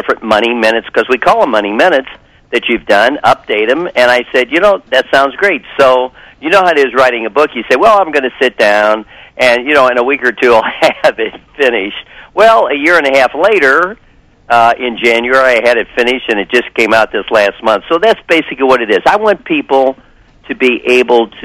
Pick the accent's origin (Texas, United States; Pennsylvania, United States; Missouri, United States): Missouri, United States; St. Louis; I'm from St. Louis